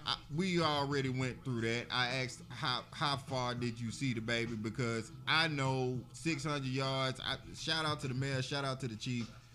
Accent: Birmingham, Alabama, United States; I'm from Birmingham, and all of my contemporaries and my friends and my loved ones, we are from Birmingham as well.

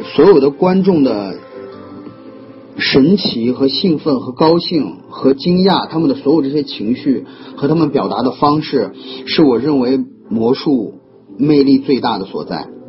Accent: China; 我们中国人

